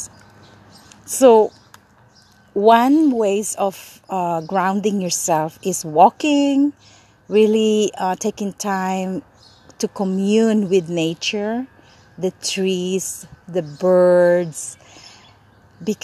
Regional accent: Manila, Metro Manila, Philippines; moved away as an adult; now in Los Angeles, United States; I grew up in Manila for 17 years and now in LA. I migrated here when I was 17.

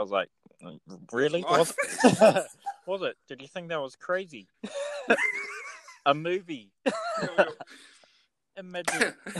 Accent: Kaitaia, Northland, New Zealand; I was raised in Kaitaia in New Zealand at the very top of the North Island.

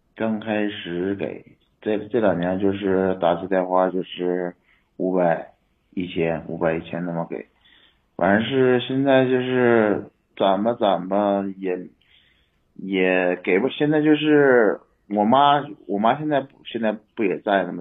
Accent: Inner Mongolia, China; moved away; also born or lived in Mohe, Heilongjiang; 那会儿是在老家，我老家是内蒙的，内蒙那个，我妈他们也搁那边儿

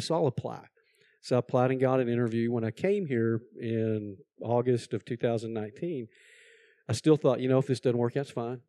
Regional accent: Texas, United States; now in North Carolina, United States; I am originally from Texas

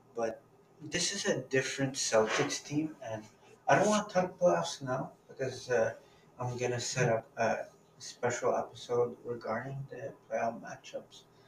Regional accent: Toronto, Ontario, Canada; my hometown team, the Toronto Raptors

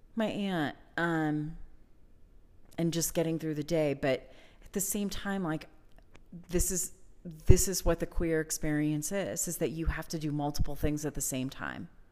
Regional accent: Pennsylvania, United States; moved away; the place that I grew up in Pennsylvania

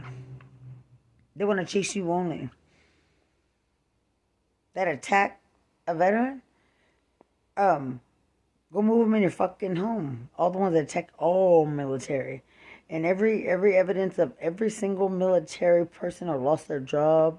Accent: United States; I'm an American.

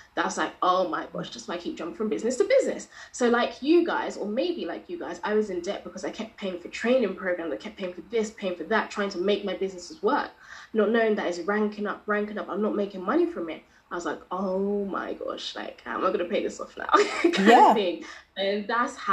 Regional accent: London, United Kingdom; I am from London and I'm a money coach

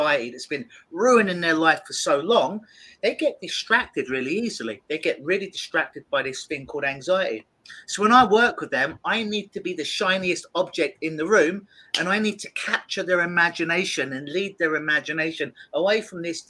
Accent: London, United Kingdom; now in Toronto, Canada; I'm from London, England, originally.

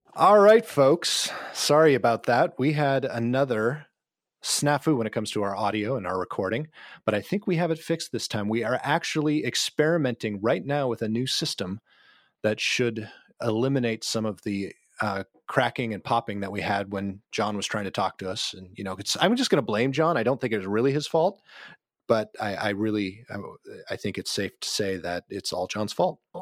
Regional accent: Anoka, Minnesota, United States; also born or lived in Ramsey, Minnesota; I grew up in Anoka, Minnesota, Halloween capital of the world

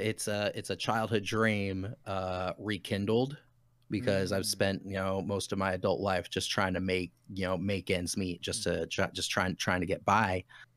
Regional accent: Utah, United States; So originally, I am from Utah.

